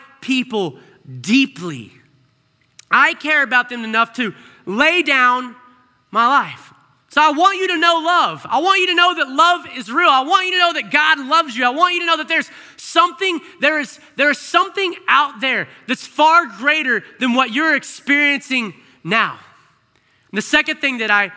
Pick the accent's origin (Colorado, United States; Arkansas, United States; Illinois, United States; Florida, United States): Arkansas, United States; I grew up in Arkansas